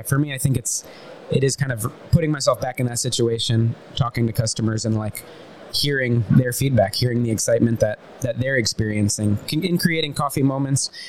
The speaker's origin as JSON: {"language": "English", "region": "Central Florida", "country": "United States", "accent": "Southern", "said": "because of my accent, I'm from the South, from Central Florida"}